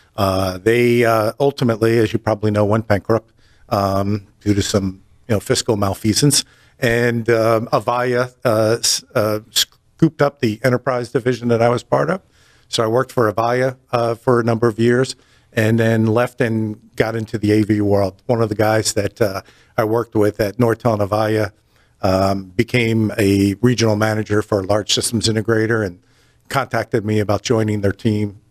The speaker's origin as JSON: {"language": "English", "region": "New Jersey", "country": "United States", "tie": "born or raised there", "also_born_or_lived": "upstate New York", "moved": "as an adult", "lives_now": "North Carolina, United States", "said": "I'm born and raised in New Jersey"}